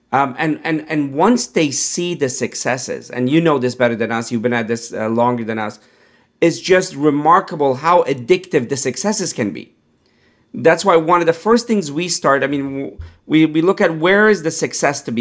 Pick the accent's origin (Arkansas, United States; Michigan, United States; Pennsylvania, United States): Pennsylvania, United States; Pittsburgh; growing up in Pittsburgh, you know, um, I, I, wasn't plant based